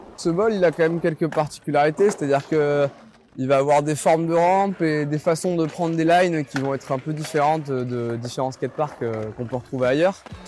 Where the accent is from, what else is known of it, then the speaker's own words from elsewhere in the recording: Marseille, Provence-Alpes-Côte d'Azur, France; je viens de Marseille